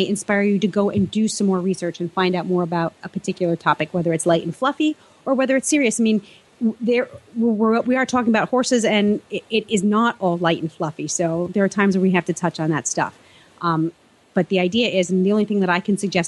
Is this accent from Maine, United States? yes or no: no; New York City, New York, United States; growing up in New York City